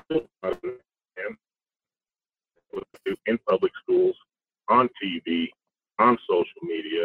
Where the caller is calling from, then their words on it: Fairbanks, Alaska, United States; from Fairbanks.